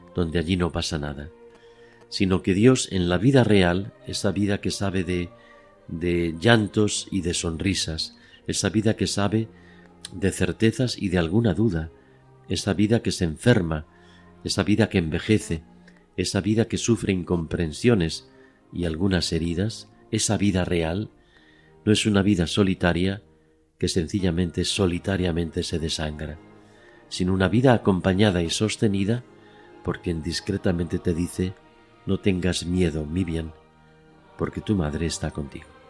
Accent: Madrid, Community of Madrid, Spain; born or raised there

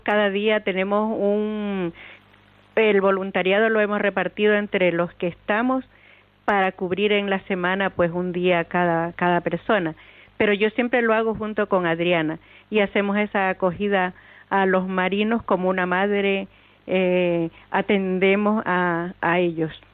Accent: Venezuela; also born or lived in Mexico; now in Canary Islands, Spain; Yo vengo de Venezuela

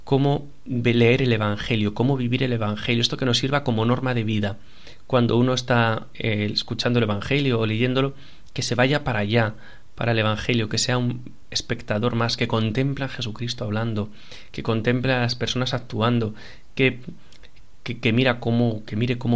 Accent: Avilés, Asturias, Spain; Yo puedo estar en la iglesia allí de mi pueblo, en la que tanto he vivido, ¿no? La iglesia de los franciscanos de Avilés

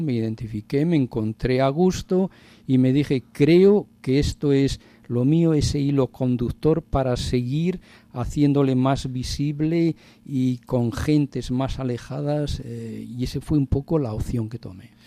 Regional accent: Padilla de Abajo, Castile and León, Spain; mi pueblo, soy de un pueblecito de Burgos, de Padilla de Abajo

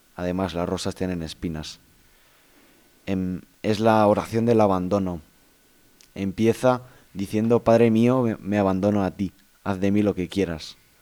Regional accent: Valencia, Valencian Community, Spain; Yo soy de Valencia

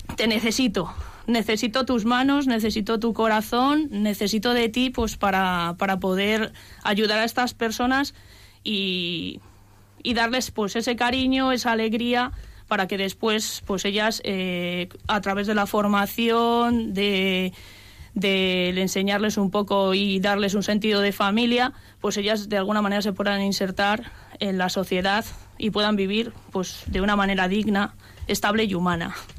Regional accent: Cercedilla, Community of Madrid, Spain; me eduqué en un colegio religioso, las Escolapias, en mi pueblo, Cercedilla

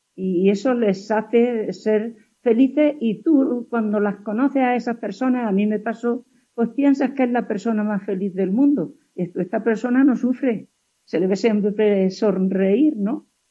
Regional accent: Huéscar, Andalusia, Spain; Mi pueblo se llama Huescar, y eh, yo era una niña

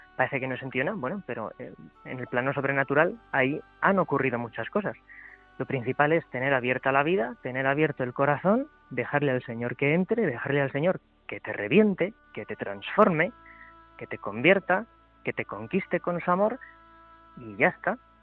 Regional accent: Cuenca, Castilla-La Mancha, Spain; moved away as an adult; now in Madrid, Spain; yo soy de Cuenca

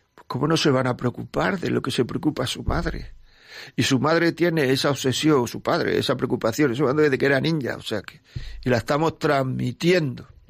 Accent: Granada, Andalusia, Spain; Yo también soy de Granada.

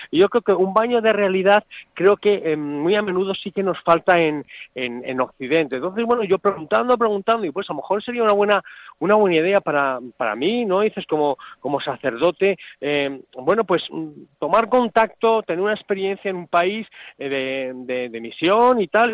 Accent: Salamanca, Castile and León, Spain; moved away as an adult; now in Hwange, Zimbabwe; yo soy de Salamanca

